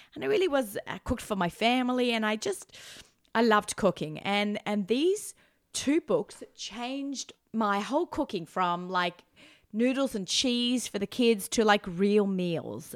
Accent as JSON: {"language": "English", "country": "Australia", "tie": "born or raised there", "accent": "Australian", "moved": "as an adult", "lives_now": "New York, United States", "said": "I haven't lived in Australia for 26 years. I may have the accent."}